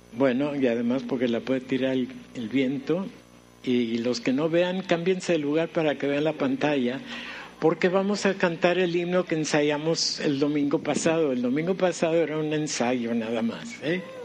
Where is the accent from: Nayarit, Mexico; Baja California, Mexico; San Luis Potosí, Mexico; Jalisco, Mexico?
Baja California, Mexico; Mexicali; recién llegamos a la ciudad de Mexicali, yo tenía uh, iba a cumplir cuatro años